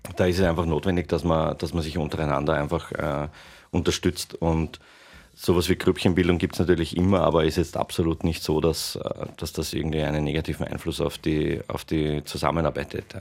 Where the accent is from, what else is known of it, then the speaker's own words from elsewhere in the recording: Tyrol, Austria; geboren bin ich in Tirol